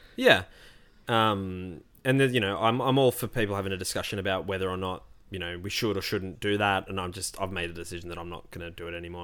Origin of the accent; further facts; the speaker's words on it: Melbourne, Victoria, Australia; the Melbourne CBD, my hometown